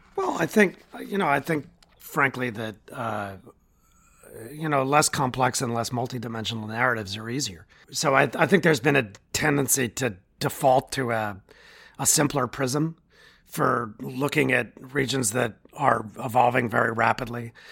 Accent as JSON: {"language": "English", "country": "United States", "said": "as an American"}